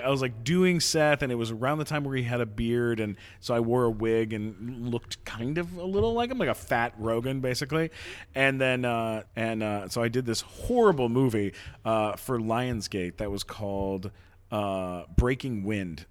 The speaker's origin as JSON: {"language": "English", "town": "London", "region": "Ontario", "country": "Canada", "said": "London, Ontario"}